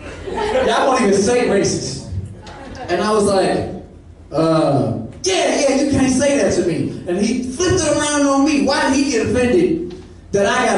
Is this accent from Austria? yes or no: no; St. Louis, Missouri, United States; moved away as an adult; I'm from St. Louis, Missouri. I've been living out here maybe about a year and a half